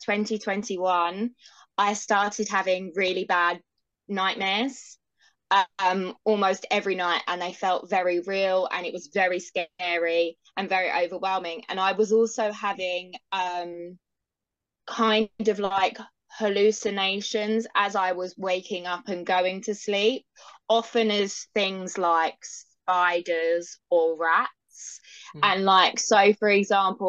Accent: London, United Kingdom; I'm from London in the UK.

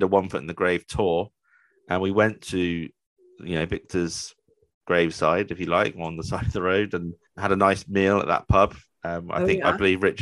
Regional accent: Bath, South West England, United Kingdom; I'm from the Bath area.

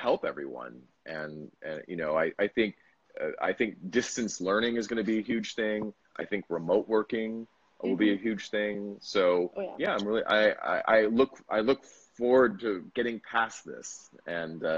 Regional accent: United States; also born or lived in Bali; now in Vietnam; as an American

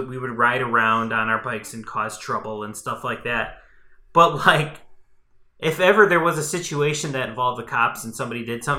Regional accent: Chicago, Illinois, United States; I grew up in like a city. I grew up in Chicago. So it wasn't like I grew up in like the suburbs or a small town

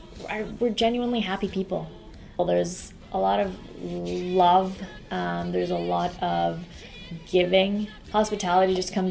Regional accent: Iran; now in United States; When I do say I'm from Iran, or I am Persian, or I'm Iranian, they're completely shocked.

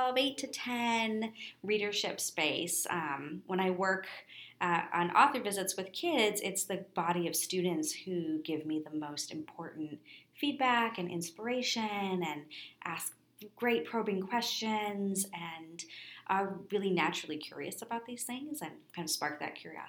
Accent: Minneapolis, Minnesota, United States; Growing up in Minneapolis, we have an amazing library system

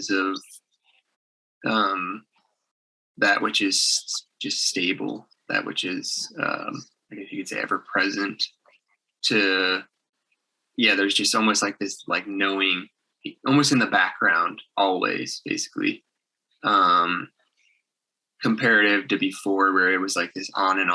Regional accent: outside of Chicago, Illinois, United States; my hometown outside of Chicago

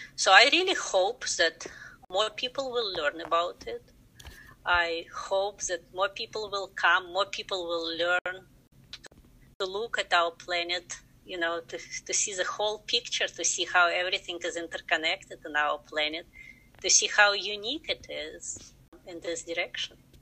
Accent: Russia; English is a second language; moved away as an adult; now in United States; I'm originally from Russia, where I got uh, my degrees in science education and my master degree in space research. So right after that, I came to the United States

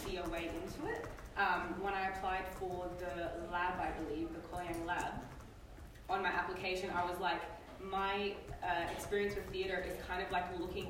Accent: Perth, Western Australia, Australia; I was born in Perth, but my parents came 10, 11 months before that to Australia as refugees.

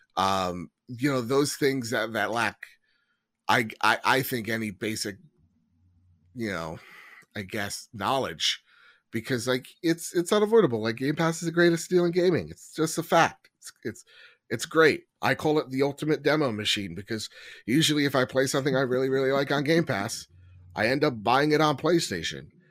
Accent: United States; the fifteen plus years as an American

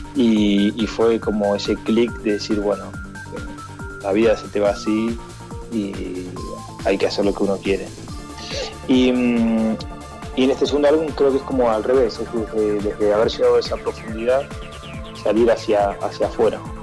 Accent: Argentina; siendo argentino

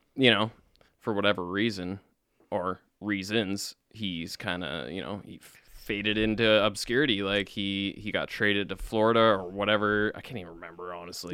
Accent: Winnipeg, Manitoba, Canada; That's my hometown. I was born in Winnipeg.

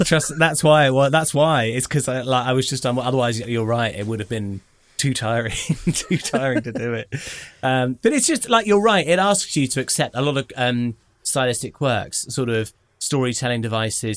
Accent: United Kingdom; as a British person

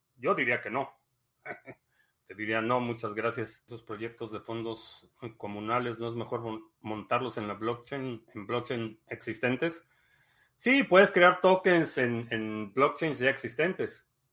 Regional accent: Mexico; moved away as an adult; also born or lived in Dallas, United States / Miami, United States; now in United States; Nací en México, eh, crecí en México, me mudé a Estados Unidos por cuestiones de trabajo en el 2005

